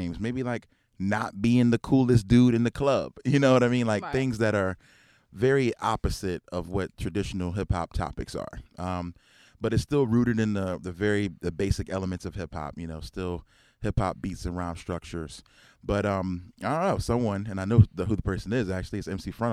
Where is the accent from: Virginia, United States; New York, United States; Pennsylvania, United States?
Pennsylvania, United States; Philadelphia; growing up in Philly